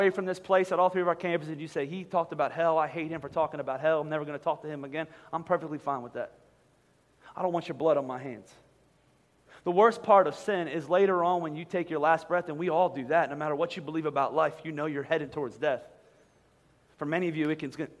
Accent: Philadelphia, Pennsylvania, United States; we're from Philadelphia.

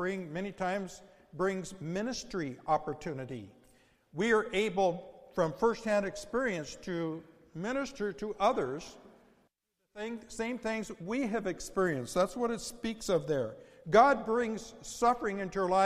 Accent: United States; as American Christians

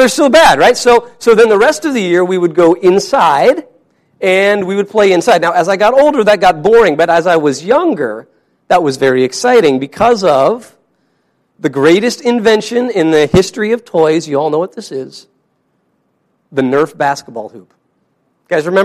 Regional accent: Wyoming, United States; my brother and I grew up in Wyoming

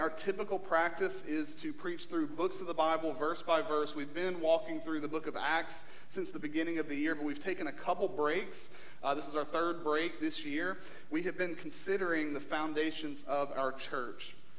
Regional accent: Eastern Kentucky, United States; moved away; we're from Kentucky

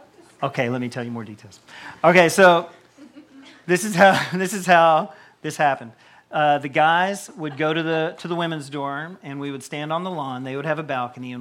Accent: Tennessee, United States; moved away as an adult; now in Campbellsville, United States; I was from Tennessee, and I only knew a few people up here

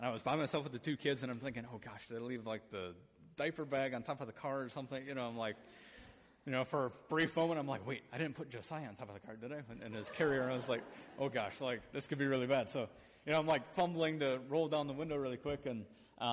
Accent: Michigan, United States; I'm from Michigan

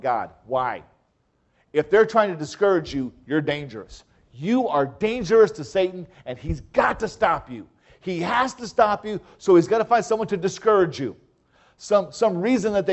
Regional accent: Michigan, United States; moved away; where I grew up in Michigan

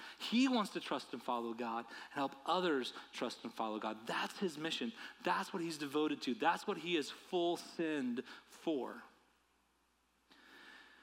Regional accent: United States; my life as an American

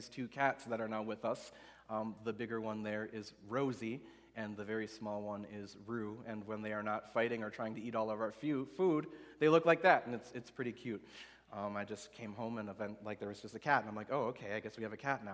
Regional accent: West Allis, Wisconsin, United States; also born or lived in Oconomowoc, Wisconsin; I grew up in West Allis, Wisconsin, so down by Milwaukee, but I lived most of my life in Oconomowoc, which is west of here about an hour

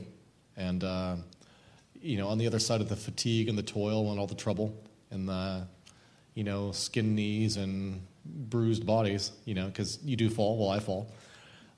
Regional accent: Oregon, United States; I grew up in Oregon

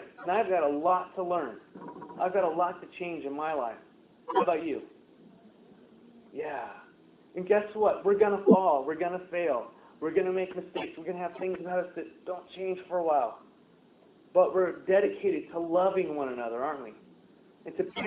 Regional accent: United States; I'm an American

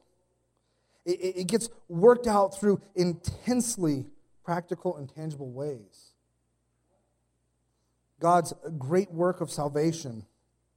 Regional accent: Arizona, United States; I come from Arizona

